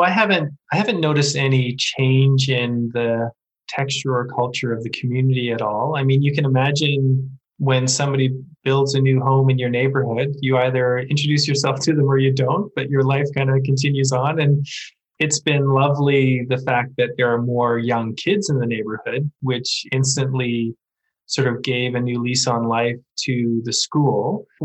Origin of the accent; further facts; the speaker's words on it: Canada; And, you know, as a Canadian, there's nothing better than walking your dog past the rink